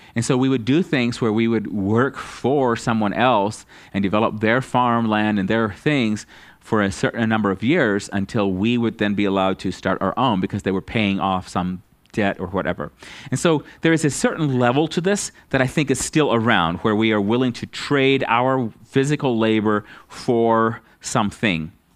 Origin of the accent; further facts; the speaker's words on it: United States; as an American